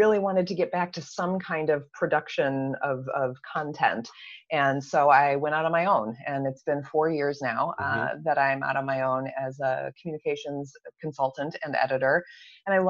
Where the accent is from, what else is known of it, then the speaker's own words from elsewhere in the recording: East Lansing, Michigan, United States; I grew up in East Lansing and went to LCC and Michigan State